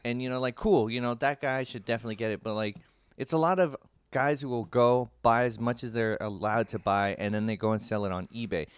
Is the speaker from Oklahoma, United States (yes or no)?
no; San Francisco, California, United States; San Francisco, my hometown